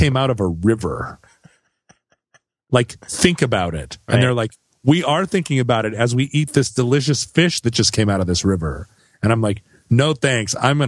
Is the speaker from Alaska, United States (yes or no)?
yes; Alaska, United States; I grew up in Alaska.